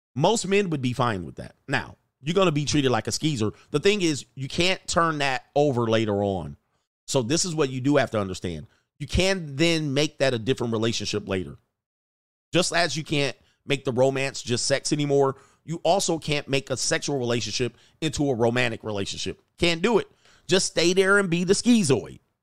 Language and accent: English; United States; we as an American culture